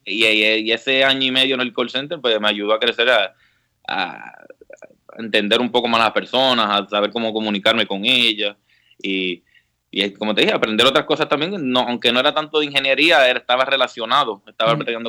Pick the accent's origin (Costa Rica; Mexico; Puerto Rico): Puerto Rico; San Juan; moved away as an adult; also born or lived in Mayagüez, Puerto Rico; now in Washington, D.C. area, United States; Yo, yo soy original de San Juan, toda la vida me crié en San Juan desde los dos años